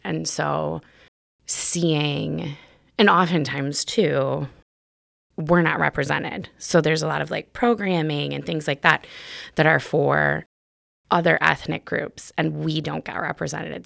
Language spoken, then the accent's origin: English; Milwaukee, Wisconsin, United States; also born or lived in Seattle; I grew up actually on the north side of Milwaukee